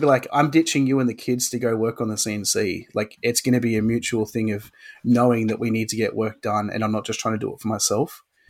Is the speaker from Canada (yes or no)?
no; Australia; I am an Australian hobbyist woodworker